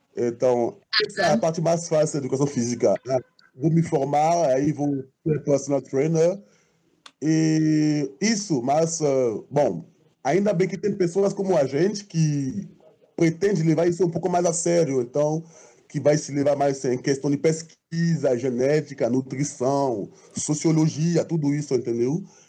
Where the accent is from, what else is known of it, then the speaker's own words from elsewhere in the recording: Côte d’Ivoire; moved away as an adult; now in Brazil; eu sou marfinense. Eu saí da Costa do Marfim em para estudar